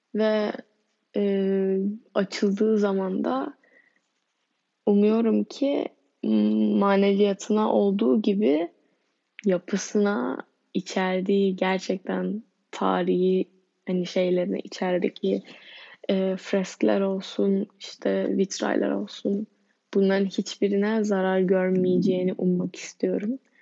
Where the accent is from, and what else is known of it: Turkey